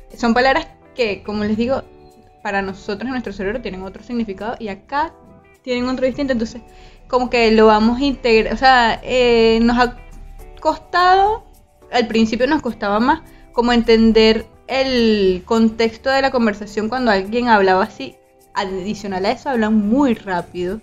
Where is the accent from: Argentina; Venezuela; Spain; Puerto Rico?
Venezuela; moved away as an adult; now in Barranquilla, Colombia